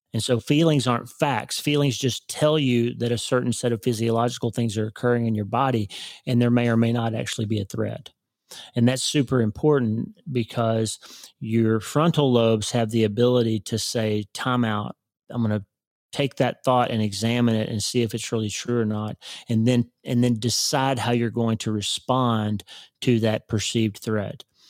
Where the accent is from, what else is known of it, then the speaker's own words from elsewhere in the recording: Oklahoma, United States; I grew up in Oklahoma